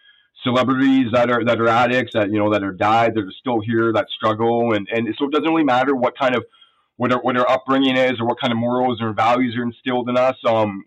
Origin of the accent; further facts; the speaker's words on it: Calgary, Alberta, Canada; born there; also born or lived in Sherwood Park, Canada; a good home. And like, which I did, you know, I came from a middle class working home. You know, I was born in Alberta.